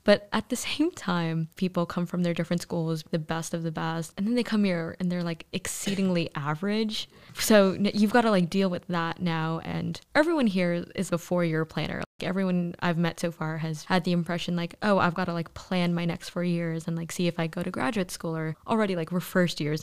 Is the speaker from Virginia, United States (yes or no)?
no; New York City, New York, United States; moved away as an adult; I'm from New York City, so I went to Stuyvesant High School